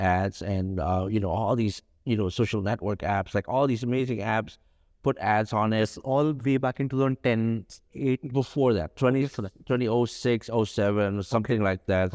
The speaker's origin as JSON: {"language": "English", "region": "Jakarta", "country": "Indonesia", "tie": "born or raised there", "also_born_or_lived": "Solo, Central Java", "said": "my whole life, I grew up in, in Jakarta"}